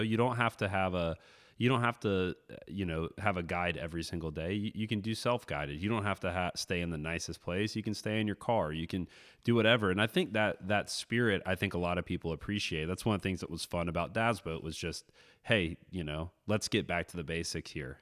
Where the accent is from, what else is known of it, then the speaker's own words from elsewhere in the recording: Florida, United States; a kid growing up in Florida